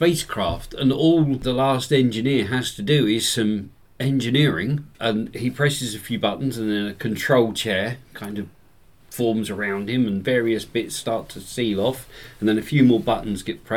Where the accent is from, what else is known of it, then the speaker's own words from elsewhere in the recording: Dover, South East England, United Kingdom; I grew up in Dover, so we had Dover's Western Heights